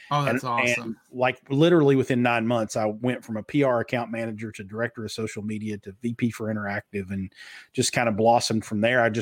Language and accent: English; Kentucky, United States; accent: Southern; I grew up in Eastern Kentucky, where the Hatfield and McCoy feud was.